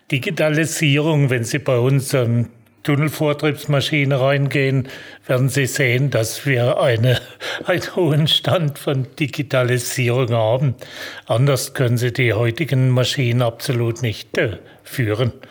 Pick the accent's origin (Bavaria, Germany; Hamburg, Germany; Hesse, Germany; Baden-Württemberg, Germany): Baden-Württemberg, Germany; Almansweier; Wenn Sie zurückkommen, wo ich herkomme, ich bin hier in Almansweier aufgewachsen, wo wir das Werk haben.